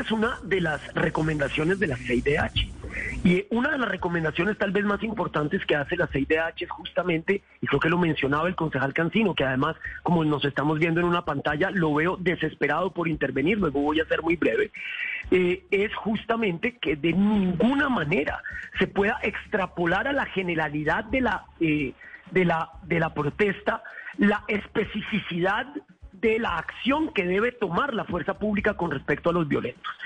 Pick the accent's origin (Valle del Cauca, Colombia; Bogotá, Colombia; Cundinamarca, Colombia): Bogotá, Colombia; En Bogotá, en la ciudad de Bogotá, de donde yo vengo